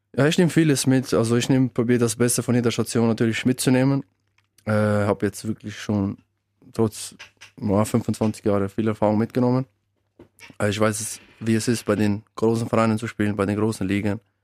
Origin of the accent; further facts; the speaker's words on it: Switzerland; also born or lived in Kosovo; seit eigentlich meinem zweiten Lebensjahr lebe ich in der Schweiz